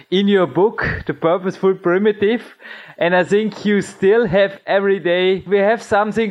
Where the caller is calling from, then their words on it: Austria; English is a second language; I'm still in Austria, and I think, like you, I live, I can say, in a kingdom surrounded with woods